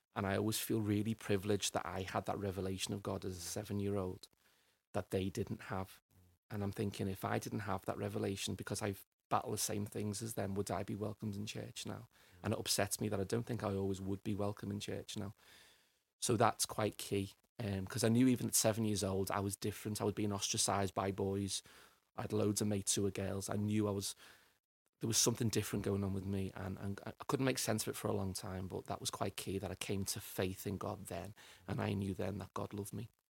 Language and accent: English; Liverpool, North West England, United Kingdom; for a lad growing up in Liverpool